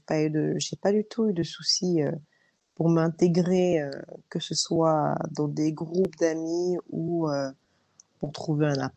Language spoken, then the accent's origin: French; France; moved away as an adult; also born or lived in Australia; au début, je disais bah je viens de France.